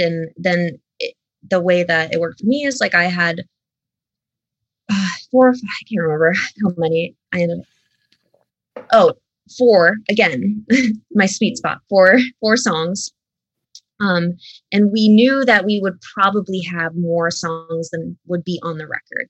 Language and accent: English; Scranton, Pennsylvania, United States; I still live in the area, but like I grew up like right outside of Scranton.